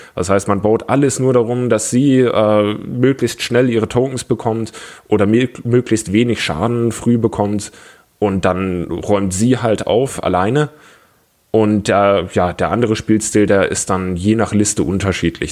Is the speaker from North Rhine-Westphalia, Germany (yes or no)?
no; Augsburg, Bavaria, Germany; moved away as an adult; now in Lübeck, Germany; ursprünglich komme ich aus Augsburg